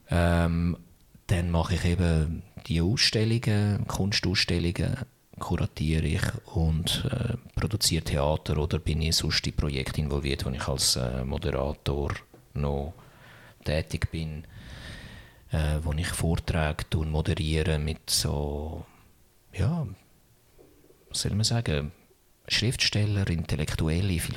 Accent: Zürich, Switzerland; Ja, ich kann, es ist noch witzig als Zürcher ist alles, was nicht Stadt Zürich ist, ist, ist, ist weit.

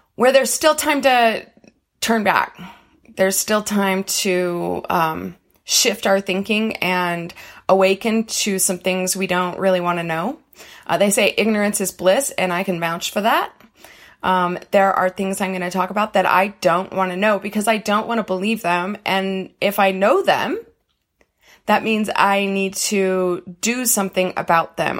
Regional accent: United States; I am gonna speak from an American perspective because I am an American

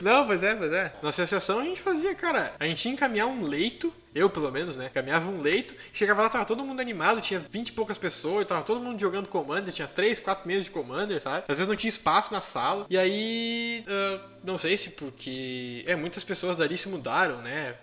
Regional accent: Montenegro, Rio Grande do Sul, Brazil; eu nasci e me criei aqui em Montenegro, eh, Rio Grande do Sul

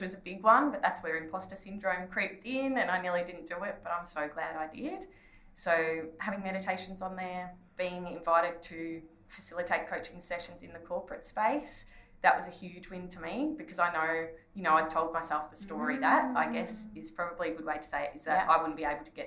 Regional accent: Ballarat, Victoria, Australia; in Ballarat, in like close to my hometown

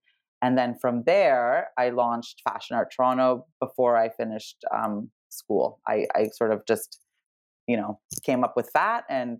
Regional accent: Serbia; I was born in Serbia. Well, actually, former Yugoslavia, which was the communist country back then

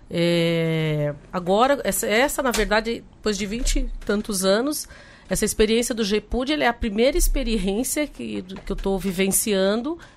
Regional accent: Guarulhos, São Paulo, Brazil; Então, eu sou lá de Guarulhos, tem a Unifesp, né, há 10 anos na, na, região

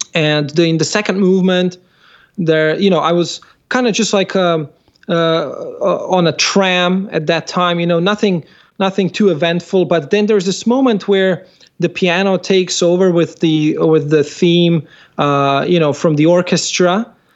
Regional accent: Slovenia; I come from Slovenia

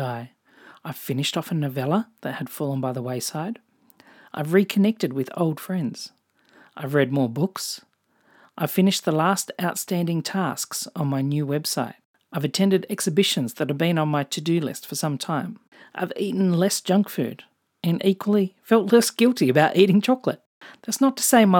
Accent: Australia; accent: Australian; also born or lived in Japan / England / New Zealand; If you can't tell from my accent, I'm Australian

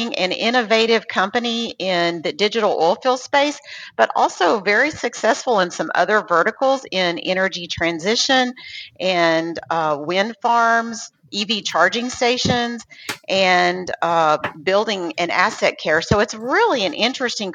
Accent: Lubbock, Texas, United States; since I grew up in Lubbock, I went to Texas Tech

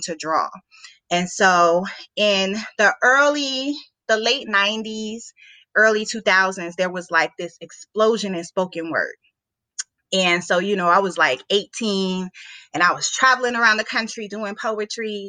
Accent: Denver, Colorado, United States; moved away as an adult; now in Washington, D.C., United States; growing up in Denver, where there's a lot of black people in Denver

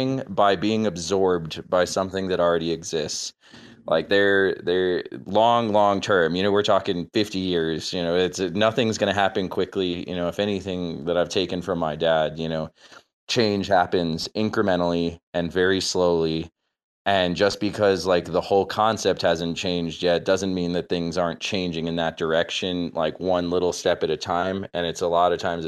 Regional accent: South Florida, United States; now in Grand Junction, United States; I'm from South Florida

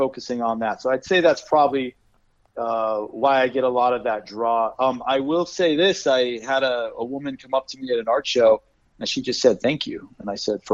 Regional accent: Tucson, Arizona, United States; I was born and raised in Arizona. So I grew up literally my dad taking me to ghost towns. I've been to Tombstone 100 times. Grew up in Tucson

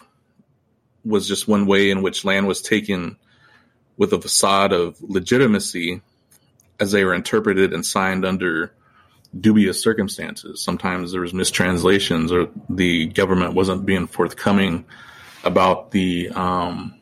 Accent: Osage Nation, Oklahoma, United States; now in Lawrence, United States; I'm from the Osage Nation, Eagle Clan, and I'm a professor at Haskell Indian Nations University in Lawrence, Kansas

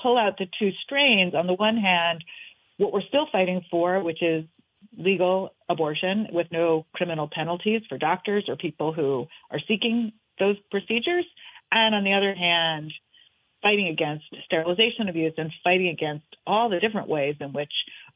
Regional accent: New York City, New York, United States; the apartment where I grew up in New York City

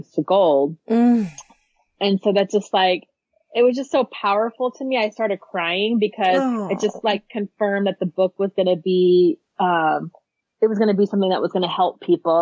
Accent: Phoenix, Arizona, United States; born or raised there

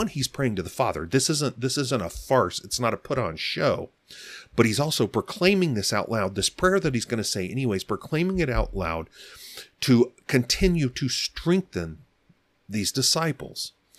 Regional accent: Arizona, United States; And again, I grew up out here in Arizona, but my whole family is from the Southeast.

